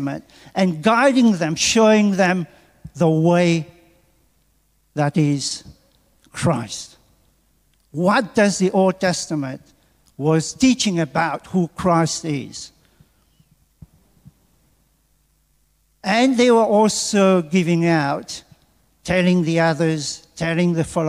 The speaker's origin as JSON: {"language": "English", "country": "Mauritius", "tie": "born or raised there", "also_born_or_lived": "England", "moved": "as an adult", "lives_now": "Australia", "said": "from Mauritius, where I come from"}